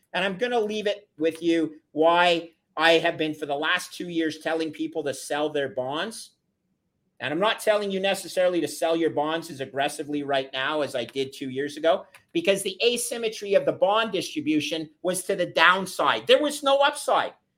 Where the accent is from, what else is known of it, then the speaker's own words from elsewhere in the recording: Canada; as a Canadian